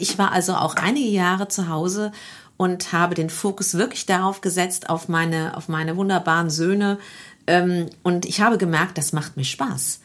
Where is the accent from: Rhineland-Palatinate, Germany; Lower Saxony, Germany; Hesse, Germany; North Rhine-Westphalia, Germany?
Rhineland-Palatinate, Germany; Neuwied; Also ich bin aus Feldkirchen gebürtig, mhm. aus dem Stadtteil Feldkirchen, bin hier äh, am rhein gymnasium zur Schule gegangen